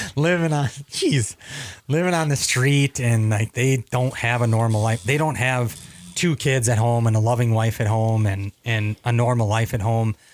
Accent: Mankato, Minnesota, United States; also born or lived in Duck Lake; growing up in Mankato

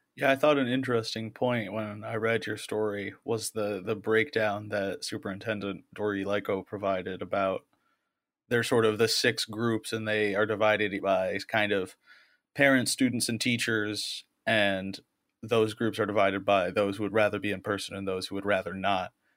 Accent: Okemos, Michigan, United States; also born or lived in Central New York; I'm from Okemos, Michigan. I'm a lifelong resident.

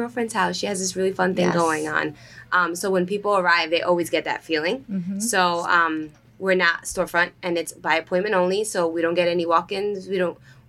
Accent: New Jersey, United States; also born or lived in Rochester, New York / New York City; now in Asbury Park, United States; I was born in Rochester, New York. Upstate. And then I grew up middle school to high school in New Jersey

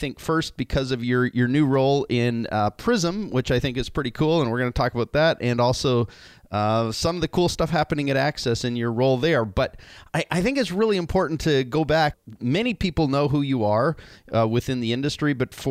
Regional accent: Canada; now in California, United States; as a Canadian in California

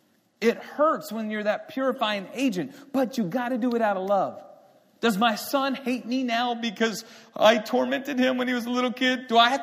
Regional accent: Beeville, Texas, United States; born there; I was born in Beeville, Texas, South Texas.

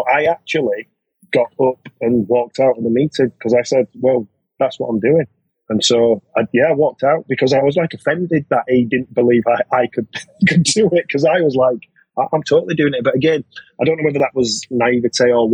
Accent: Bradford, Yorkshire and the Humber, United Kingdom; I'm from Bradford originally, so I ended up playing for Bradford City Boys.

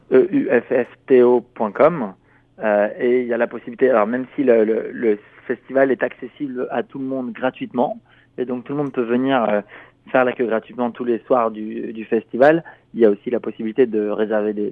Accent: France; moi je suis, je suis français

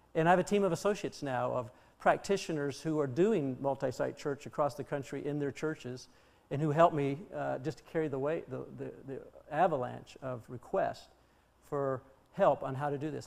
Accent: Colorado, United States; moved away as an adult; also born or lived in Chicago; I'm from Colorado

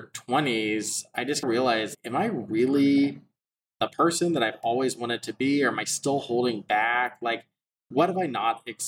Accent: Texas, United States; growing up in Texas

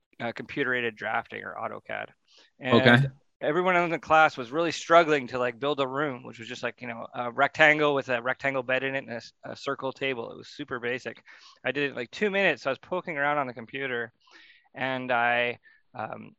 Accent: Ontario, Canada; I grew up in Ontario

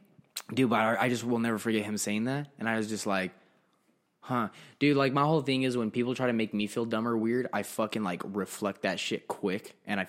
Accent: Arizona, United States; also born or lived in Florida; I'm from Arizona.

